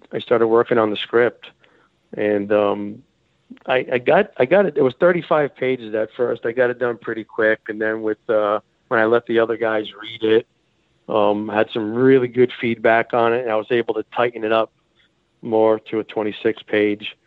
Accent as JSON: {"language": "English", "region": "Rhode Island", "country": "United States", "tie": "born or raised there", "moved": "yes", "said": "that's where I was born and raised in Rhode Island"}